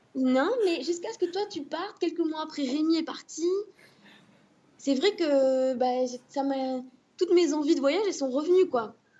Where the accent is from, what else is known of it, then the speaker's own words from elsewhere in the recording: Bordeaux, Nouvelle-Aquitaine, France; moved away as an adult; also born or lived in Paris; now in Rosario, Argentina; je suis de Bordeaux